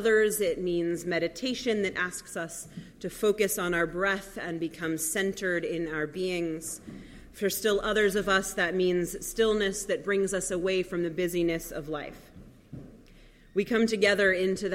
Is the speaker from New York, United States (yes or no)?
yes; New York City, New York, United States; moved away; I grew up in New York City